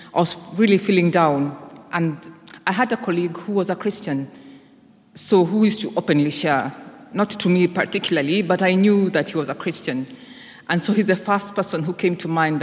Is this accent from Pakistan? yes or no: no; Kenya; moved away; I was back home in Kenya, which is my home country.